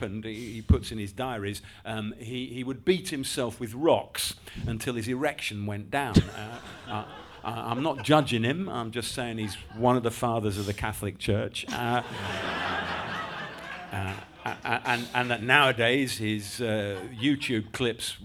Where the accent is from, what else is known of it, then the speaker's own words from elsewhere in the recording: Yorkshire and the Humber, United Kingdom; also born or lived in London; I grew up in West Yorkshire, moved up to Yorkshire actually when I was seven from London